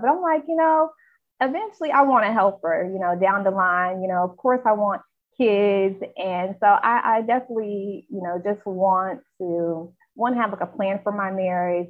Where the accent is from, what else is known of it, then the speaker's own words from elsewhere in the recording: Charlotte, North Carolina, United States; I'm from Charlotte, North Carolina